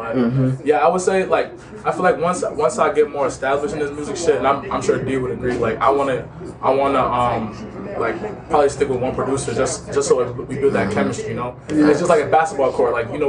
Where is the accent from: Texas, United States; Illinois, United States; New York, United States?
Illinois, United States; Chicago; I'm from the Chicagoland area.